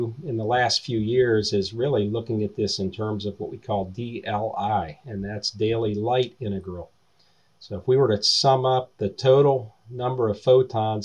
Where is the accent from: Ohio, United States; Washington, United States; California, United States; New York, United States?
Ohio, United States; Eastern; I grew up in Eastern Ohio